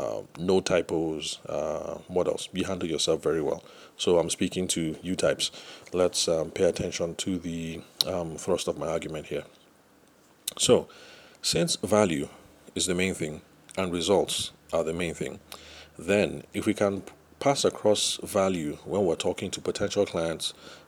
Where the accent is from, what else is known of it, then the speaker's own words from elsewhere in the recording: Lagos, Nigeria; for those of us who spent some time growing up in Lagos or other trading cities